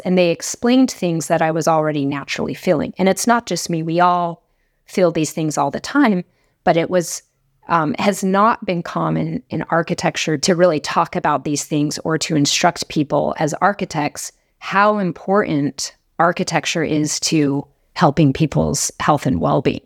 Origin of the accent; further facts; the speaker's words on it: Laramie, Wyoming, United States; I grew up in Laramie, Wyoming